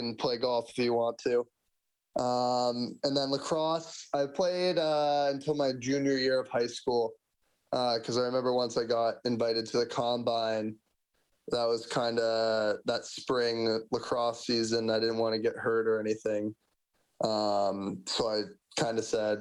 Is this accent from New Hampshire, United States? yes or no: yes; Manchester, New Hampshire, United States; moved away as an adult; now in Bakersfield, United States; I grew up in Manchester, New Hampshire.